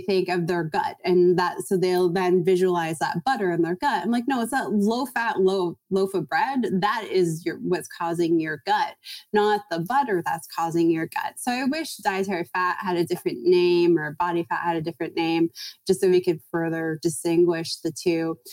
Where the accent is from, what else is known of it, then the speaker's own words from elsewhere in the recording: Toronto, Ontario, Canada; moved away as an adult; now in California, United States; I'm from Toronto